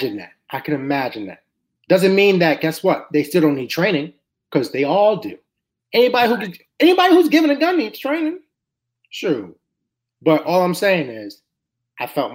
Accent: New York City, New York, United States; now in Philadelphia, United States; I'm from New York City

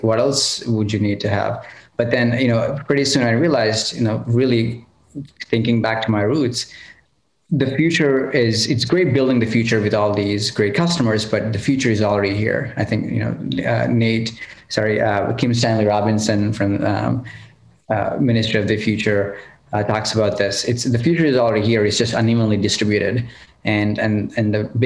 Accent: Hyderabad, Telangana, India; now in San Francisco, United States; I grew up in India

